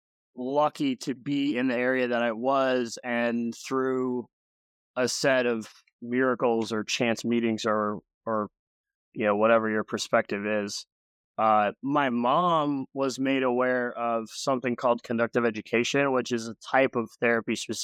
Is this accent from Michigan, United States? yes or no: yes; Grand Rapids, Michigan, United States; I was born in Grand Rapids, Michigan